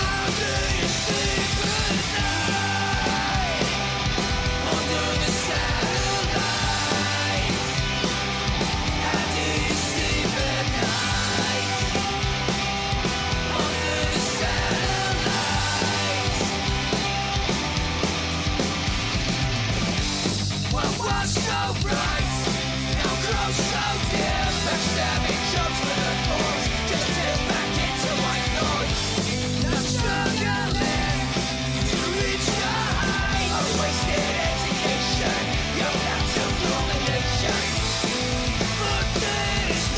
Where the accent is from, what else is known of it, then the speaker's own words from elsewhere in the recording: Liverpool, North West England, United Kingdom; from my hometown of Liverpool.